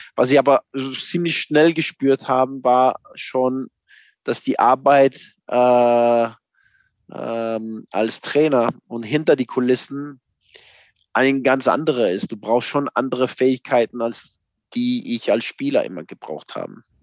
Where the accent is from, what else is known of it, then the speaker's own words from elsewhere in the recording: Copenhagen, Capital Region of Denmark, Denmark; German is a second language; moved away as an adult; now in Mainz, Germany; ich bin aufgewachsen in Kopenhagen